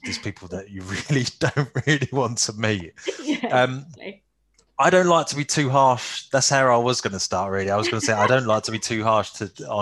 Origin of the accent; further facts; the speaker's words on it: London, United Kingdom; now in Essex, United Kingdom; I'm from East London, Essex, really, border kind of thing. I live in Essex now. I still kind of almost say I predominantly kind of say that I'm more of a Londoner than an Essex boy